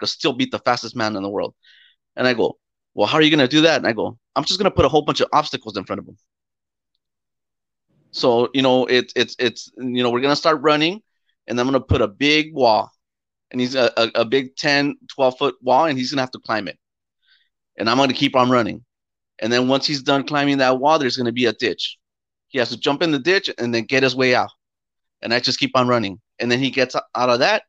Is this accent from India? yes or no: no; Mexico; we come from Mexico